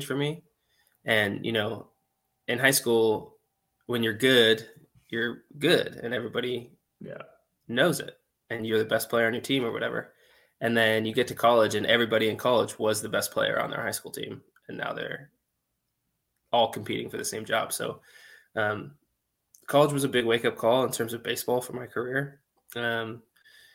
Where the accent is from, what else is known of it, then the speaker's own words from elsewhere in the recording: San Jose, California, United States; I grew up in San Jose, California